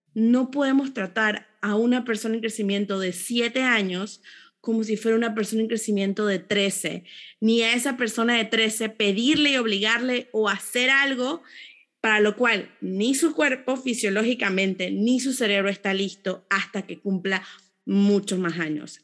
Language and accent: Spanish; Panama; personas panameñas orgullosas del, lugar donde nacimos